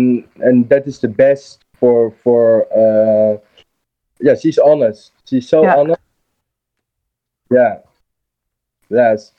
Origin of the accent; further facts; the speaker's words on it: Rotterdam, South Holland, Netherlands; English is a second language; We are both from Rotterdam, yes.